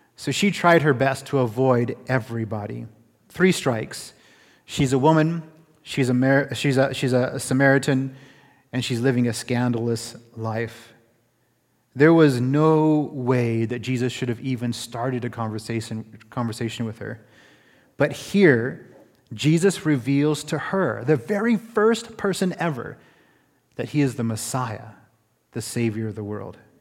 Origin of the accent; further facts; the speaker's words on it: Florida, United States; also born or lived in California; now in Canada; I'm from Florida, and I also spend a little bit of time in California